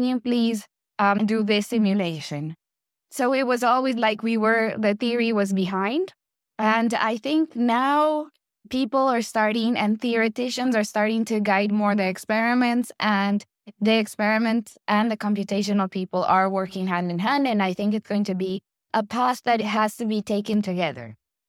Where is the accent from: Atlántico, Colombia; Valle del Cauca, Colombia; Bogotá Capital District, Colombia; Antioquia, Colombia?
Antioquia, Colombia; Medellin; moved away as an adult; I was born in Medellin, Colombia, and that's basically where I grew up and where I did my undergrad studies.